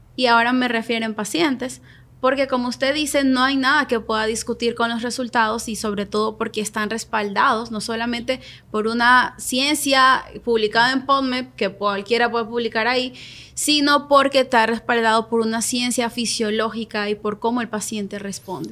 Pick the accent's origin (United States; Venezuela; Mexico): Venezuela; moved away as an adult; yo soy venezolana, llegué a este país hace cinco años, seis años